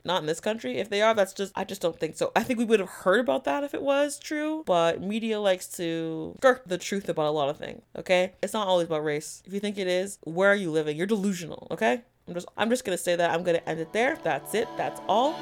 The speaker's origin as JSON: {"language": "English", "country": "Canada", "said": "I am a Canadian"}